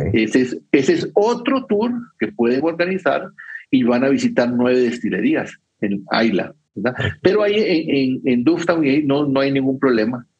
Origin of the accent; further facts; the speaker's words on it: Costa Rica; yo soy de Costa Rica